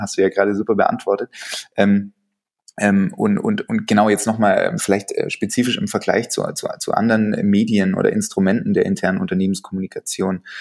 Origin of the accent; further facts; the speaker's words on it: Stuttgart, Baden-Württemberg, Germany; ich bin Stuttgarter